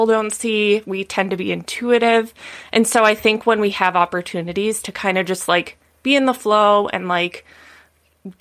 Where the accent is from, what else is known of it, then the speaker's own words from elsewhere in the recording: Midwest, United States; now in California, United States; I grew up in the Midwest, like very normal, like, you know, standard upbringing